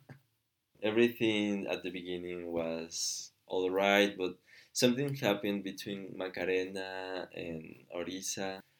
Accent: Michoacán, Mexico; moved away as an adult; also born or lived in Guanajuato, Mexico; I'm from Mexico. And I was born in a state called Michoacan, but when I was like 20, three or something, I moved to um, Guanajuato where I started uh, studying.

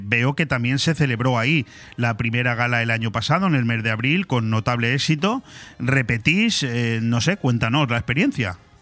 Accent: Benidorm, Valencian Community, Spain; nosotros somos de Benidorm, yo he sido concejal también aquí en el ayuntamiento de Benidorm

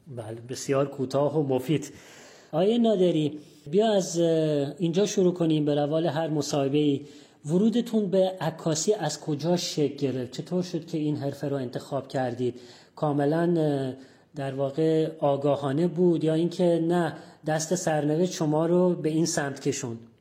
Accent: Abadan, Khuzestan, Iran

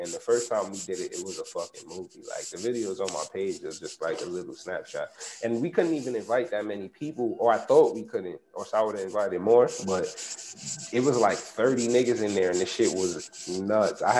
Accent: Jamaica; because I already told you I'm Jamaican

